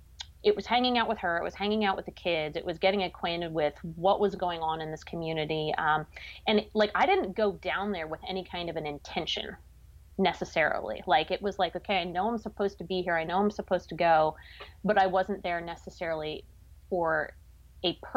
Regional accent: Pennsylvania, United States; I grew up in Pennsylvania.

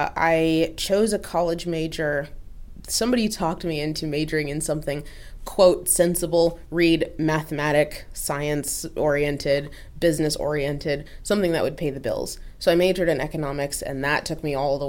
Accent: Oregon, United States; I grew up in Oregon

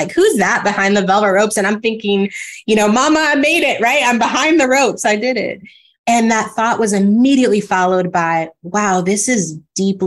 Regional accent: California, United States; moved away as an adult; also born or lived in Atlanta; now in New York City, United States; Live in New York City, because I grew up in California.

